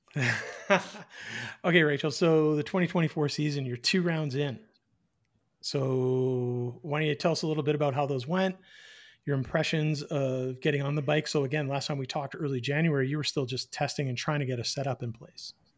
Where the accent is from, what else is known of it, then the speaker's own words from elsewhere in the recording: Eastern Canada, Canada; moved away; I am from the East